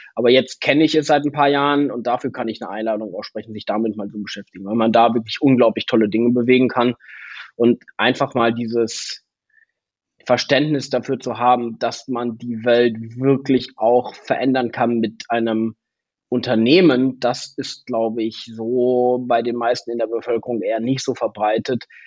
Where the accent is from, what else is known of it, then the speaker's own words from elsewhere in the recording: Ostwestfalen-Lippe, North Rhine-Westphalia, Germany; in Ostwestfalen-Lippe, in meiner Heimat